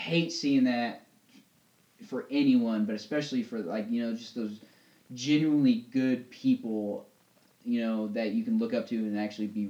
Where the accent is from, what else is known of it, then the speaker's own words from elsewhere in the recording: Indianapolis, Indiana, United States; I went back to my hometown team, you know, the Pacers. So I'm a Pacer fan, and I'll admit it.